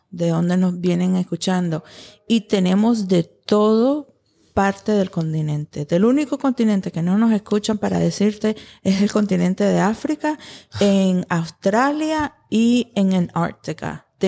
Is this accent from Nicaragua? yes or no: yes; Nicaragua; yo soy, yo, soy nicaragüense, pero con parte de, de, los Estados Unidos.